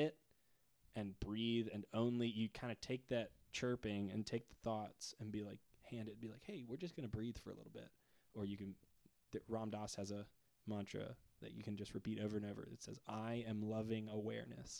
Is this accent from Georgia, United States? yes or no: yes; Atlanta, Georgia, United States; now in Nashville, United States; We're from Atlanta together